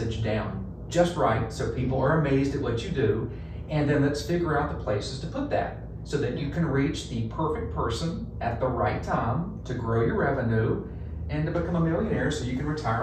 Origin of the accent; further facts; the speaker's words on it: Central North Carolina, United States; accent: Texas; moved away as an adult; now in Virginia, United States; North Carolina, Central North Carolina, basketball crazy. I think I grew up with a basketball in my crib